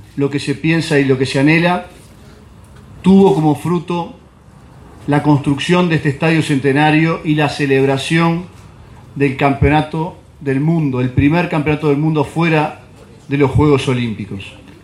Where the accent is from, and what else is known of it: Uruguay